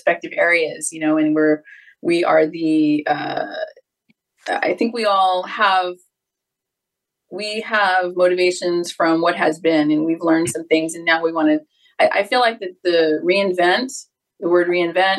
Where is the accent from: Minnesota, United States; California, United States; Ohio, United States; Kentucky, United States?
California, United States; Los Angeles; I grew up in Southern California. I'm a native LA girl